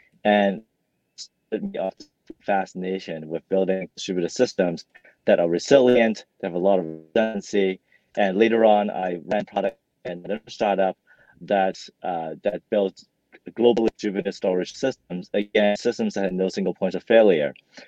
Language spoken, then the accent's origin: English; Hong Kong; also born or lived in Vancouver, Canada; I grew up in Hong Kong and Vancouver and studied computer engineering while I was an undergrad.